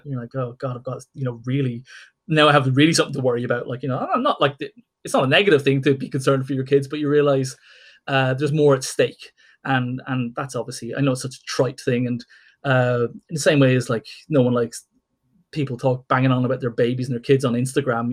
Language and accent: English; Ireland